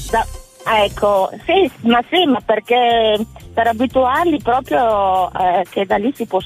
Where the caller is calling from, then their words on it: Friuli-Venezia Giulia, Italy; Siamo da Suriaco in provincia di Gorizia.